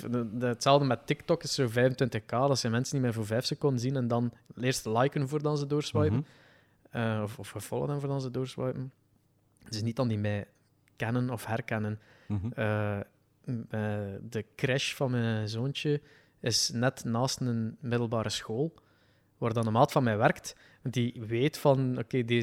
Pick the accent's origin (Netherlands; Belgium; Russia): Belgium; West Flanders coast; accent: West Flemish; Ik ben dus van de kust.